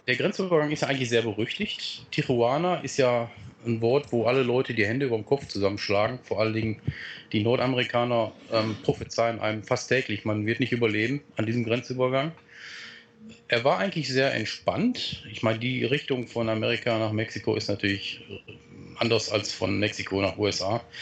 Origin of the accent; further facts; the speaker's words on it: Germany; wir Deutschen